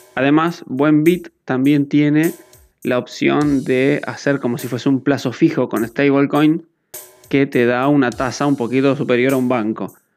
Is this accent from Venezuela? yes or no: no; Argentina; mi país que es Argentina